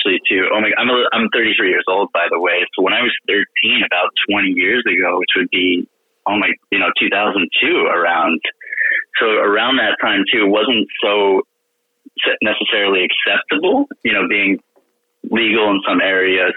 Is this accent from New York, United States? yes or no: yes; New York, United States; also born or lived in Europe / Turkey; now in Naples, United States; I grew up in New York